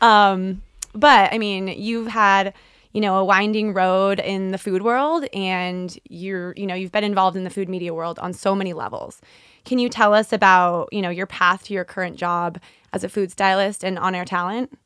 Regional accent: California, United States; I'm from California, so I'm also a hugger

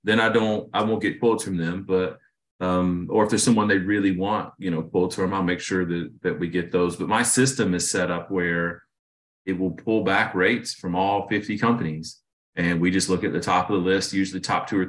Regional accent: Raleigh, North Carolina, United States; I'm originally from Raleigh, North Carolina, and I had a different upbringing, I think, than most people I meet. I'm an inner city kid. I was a minority, you know, where I grew up

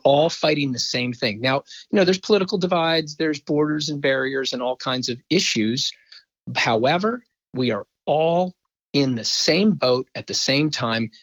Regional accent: Philadelphia, Pennsylvania, United States; working for my hometown professional team

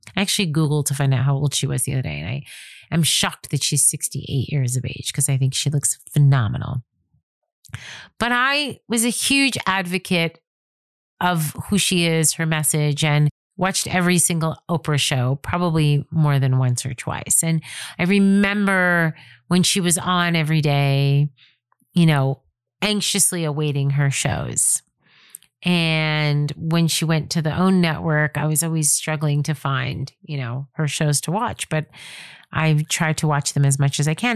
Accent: New York, United States; moved away as an adult; also born or lived in Nanuet, New York / Spring Valley, New York / Manhattan, New York; now in California, United States; I'm born and raised in New York

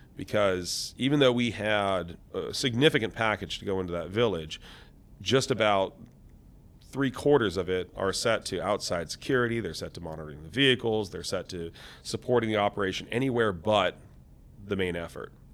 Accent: Seattle, Washington, United States; I came from Seattle, Washington.

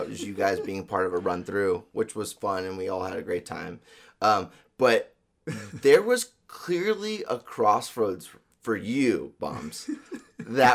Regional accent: La Cañada Flintridge, California, United States; I was born and raised in La Cañada

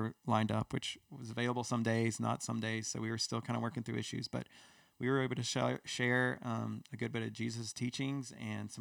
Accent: United States; we're from America

